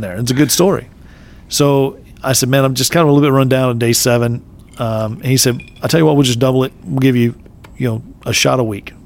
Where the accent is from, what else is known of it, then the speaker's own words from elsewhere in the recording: Texas, United States; I'm native Texan